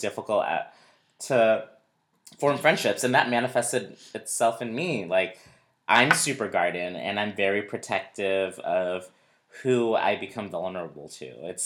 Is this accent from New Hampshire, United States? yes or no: yes; New Hampshire, United States; I grew up in New Hampshire, very white, predominantly white community